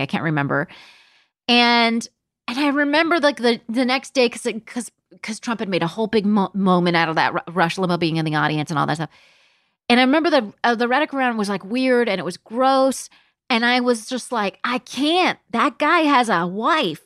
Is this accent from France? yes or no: no; Palm Springs, California, United States; moved away; also born or lived in London; I grew up in Palm Springs, California